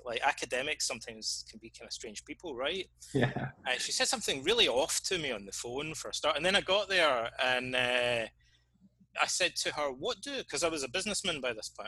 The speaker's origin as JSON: {"language": "English", "region": "Scotland", "country": "United Kingdom", "tie": "born or raised there", "also_born_or_lived": "Reading, England", "moved": "as an adult", "said": "I hardly ever really left my hometown, like this small town in, in Scotland"}